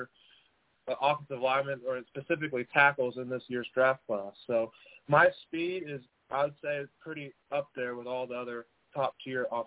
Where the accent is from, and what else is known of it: San Angelo, Texas, United States; born or raised there; also born or lived in Dallas, Texas